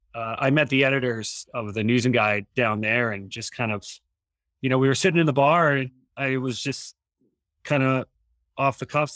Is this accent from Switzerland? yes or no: no; Rapid City, South Dakota, United States; moved away as an adult; also born or lived in Custer, South Dakota / Moorhead, Minnesota / Flagstaff, Arizona; now in Teton Valley, United States; So I was born in Rapid City, South Dakota, right by the Black Hills. And that's where I grew up, spent time between Rapid City and my grandparents' ranch down in Custer, South Dakota. And that's where I grew up, graduated from high school there